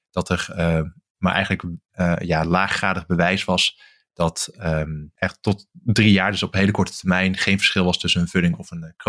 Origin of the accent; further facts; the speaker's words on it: Limburg, Netherlands; now in Groningen, Netherlands; Ik ben eigenlijk na mijn studie blijven hangen eh, in Groningen. Ik kom oorspronkelijk uit Limburg, dus ik ben ook een beetje uit de route geraakt.